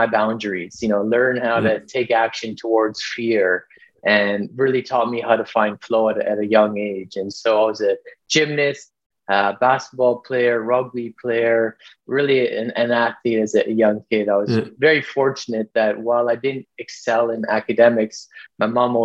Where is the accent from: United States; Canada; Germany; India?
Canada; Vancouver, British Columbia; I grew up here in Vancouver, British Columbia.